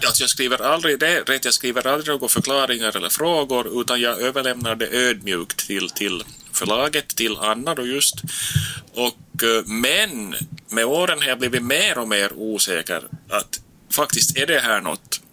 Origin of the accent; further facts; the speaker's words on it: Nykarleby, Ostrobothnia, Finland; now in Turku, Finland; jag är då själv från Österbotten som du sa, upp uppväxt i Nykarleby